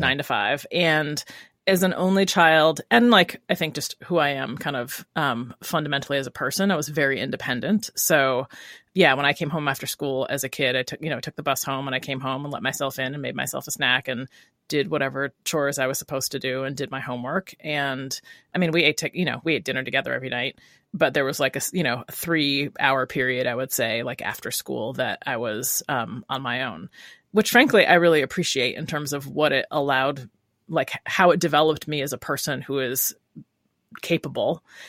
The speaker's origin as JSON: {"language": "English", "town": "Rochester", "region": "New York", "country": "United States", "tie": "born or raised there", "also_born_or_lived": "Brooklyn, New York", "moved": "as an adult", "lives_now": "Oakland, United States"}